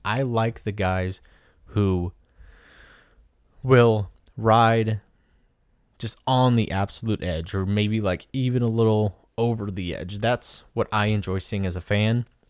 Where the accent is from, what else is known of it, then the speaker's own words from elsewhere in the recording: Indianola, Iowa, United States; at the farm, M X in Indianola, Iowa, which is my hometown.